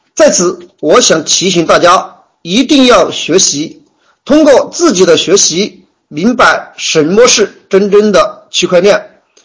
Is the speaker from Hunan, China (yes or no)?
no; Yibin, Sichuan, China; 我来自万里长江第一城，美丽的四川，九都宜宾